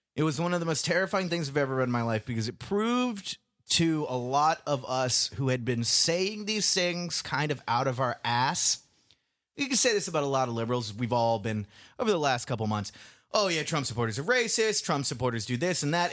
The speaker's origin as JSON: {"language": "English", "town": "Indian Trail", "region": "North Carolina", "country": "United States", "tie": "born or raised there", "moved": "yes", "said": "rednecks who I grew up with in Indian Trail, North Carolina"}